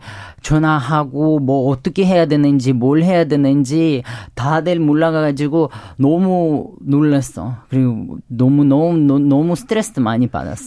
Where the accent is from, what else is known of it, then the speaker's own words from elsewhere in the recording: Ukraine; Korean is a second language; moved away as an adult; now in South Korea; 네, 우크라이나에서 온